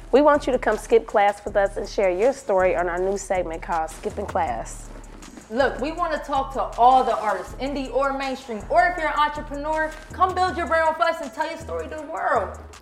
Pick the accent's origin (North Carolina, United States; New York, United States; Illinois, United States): New York, United States; I'm from New York.